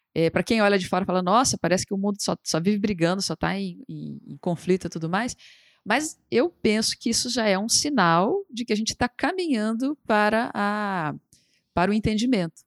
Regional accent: Brasília, Federal District, Brazil; Eu sou de Brasília, por exemplo, Brasília é uma cidade meio peculiar nesse sentido

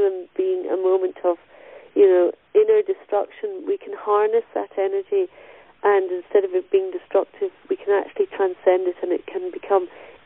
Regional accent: Stirlingshire, Scotland, United Kingdom; where I grew up in Stirlingshire

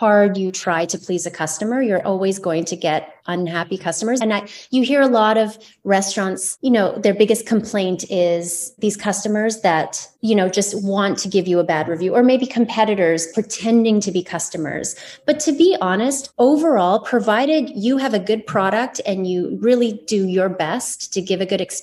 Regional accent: Vancouver, British Columbia, Canada; I was born in Vancouver, in BC, but did spend a little bit of time on Vancouver Island as well. So yeah, BC born and bred

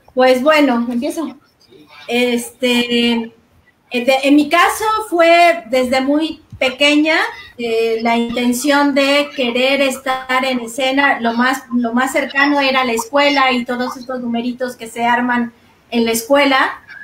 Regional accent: Mérida, Yucatán, Mexico; moved away as an adult; also born or lived in Mexico City; yo nací y crecí en Ciudad de Mérida

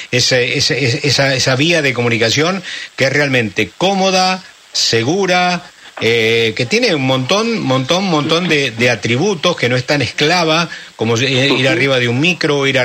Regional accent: San Pedro, Buenos Aires Province, Argentina

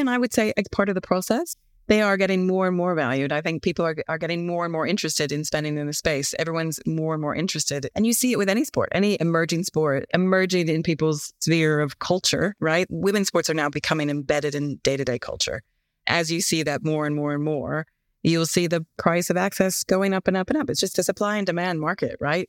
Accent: United States; moved away as an adult; now in United Kingdom; as an American sitting here and now have been here for thirteen years

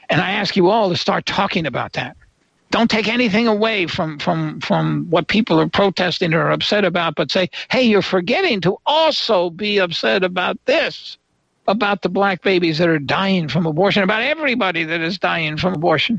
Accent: New York, United States; I was born in New York State

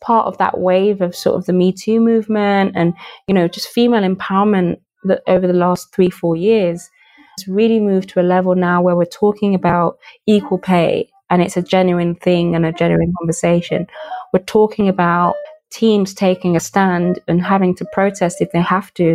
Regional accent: Birmingham, West Midlands, United Kingdom; also born or lived in Nigeria; I was raised in Birmingham. I was born in Nigeria

